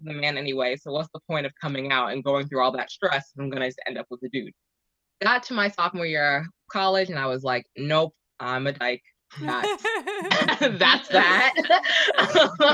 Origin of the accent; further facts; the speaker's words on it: Teaneck, New Jersey, United States; also born or lived in Manhattan, New York / Philadelphia; I was raised in North Jersey